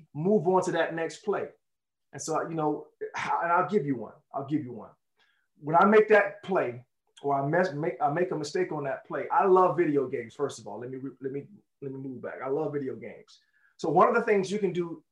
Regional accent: Jacksonville, Florida, United States; where I grew up in Jacksonville, Florida

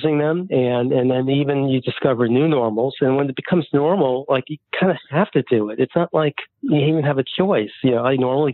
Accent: New York City, New York, United States; I grew up in the Bronx, New York City.

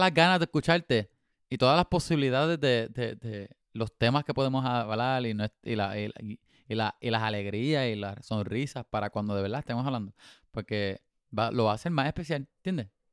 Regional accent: Puerto Rico; moved away; soy puertorriqueño por mi habichuela

